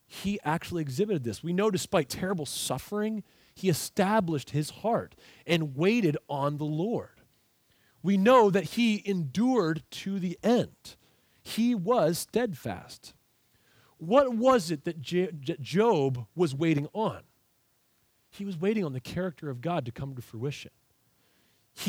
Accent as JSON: {"language": "English", "country": "United States", "said": "I am an American."}